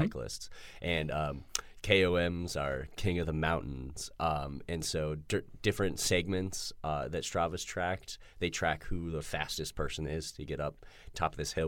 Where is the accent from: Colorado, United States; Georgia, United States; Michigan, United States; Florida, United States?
Colorado, United States; Denver; I'm from Denver